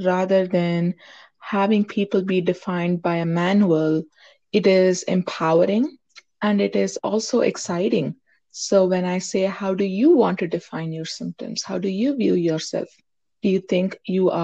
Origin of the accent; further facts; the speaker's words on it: India; moved away as an adult; now in United States; I grew up in India. That's where I was born. That's where I got my, until high school, I was there. And then I came to the U.S. for my higher education.